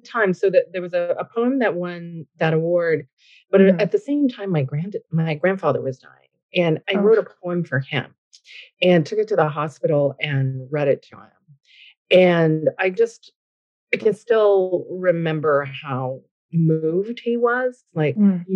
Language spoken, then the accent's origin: English; Newfoundland and Labrador, Canada; moved away as an adult; now in Ottawa, Canada; But I'm originally from a small fishing village in rural Newfoundland.